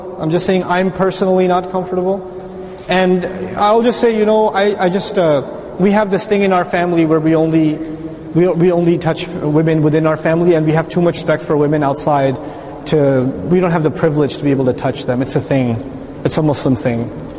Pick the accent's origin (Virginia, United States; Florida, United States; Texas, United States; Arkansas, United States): Texas, United States; Dallas; Assalamu alaikum, I'm from Dallas, Texas.